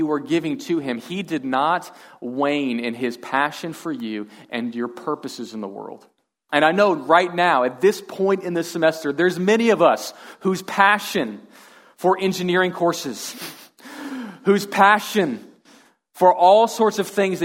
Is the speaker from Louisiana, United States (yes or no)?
no; Houston, Texas, United States; I am from Texas. I'm from Houston originally